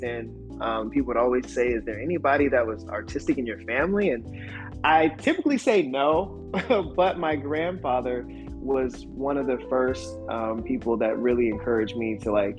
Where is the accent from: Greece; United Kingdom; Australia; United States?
United States; Clinton, Maryland; I'm from Maryland, from the DMV, born and raised